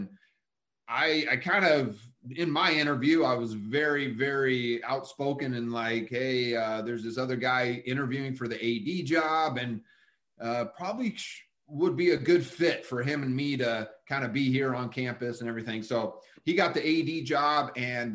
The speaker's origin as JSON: {"language": "English", "town": "Fallbrook", "region": "California", "country": "United States", "tie": "born or raised there", "also_born_or_lived": "Huntington Beach / Tustin", "said": "I was born and raised down in Southern California. We lived in Huntington Beach at the time, moved inland a little bit to Tustin. And then when I was about 8 or 9, we moved down to the North County of San Diego"}